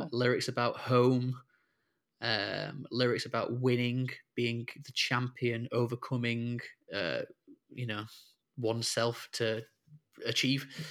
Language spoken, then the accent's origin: English; Sheffield, Yorkshire and the Humber, United Kingdom; moved away as an adult; now in Liverpool, United Kingdom; I'm from Sheffield originally, and but I've lived in Liverpool now ever since uni